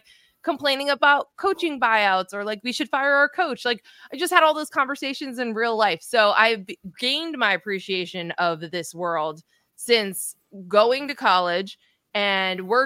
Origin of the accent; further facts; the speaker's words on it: Hillsborough, New Jersey, United States; I grew up in Central Jersey